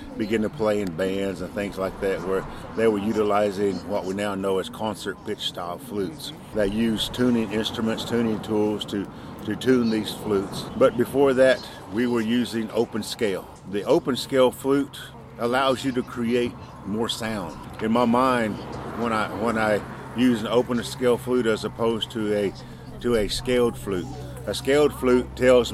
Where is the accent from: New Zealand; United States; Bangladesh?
United States; Tahlequah, Oklahoma; I'm from Tahlequah, Oklahoma